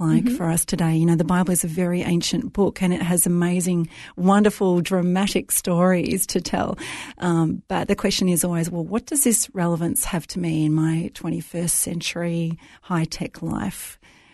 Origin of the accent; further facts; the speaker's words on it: Melbourne, Victoria, Australia; I was raised in Melbourne, great city, raised in a fairly Christian household